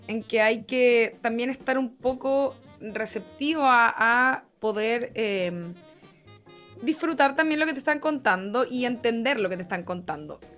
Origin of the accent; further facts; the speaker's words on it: Rancagua, O'Higgins, Chile; Yo soy de Rancagua.